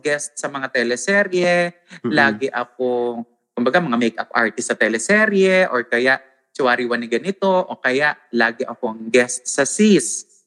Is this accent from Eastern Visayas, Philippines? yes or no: yes; Northern Samar, Eastern Visayas, Philippines; accent: Waray; ang accent ko is waray. Because I'm from Northern Samar